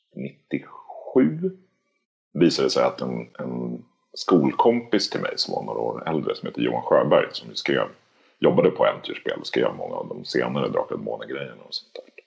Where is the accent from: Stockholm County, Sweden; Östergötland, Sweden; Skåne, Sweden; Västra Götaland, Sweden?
Stockholm County, Sweden; Lidingö; Jag är uppväxt på Lidingö i, utanför Stockholm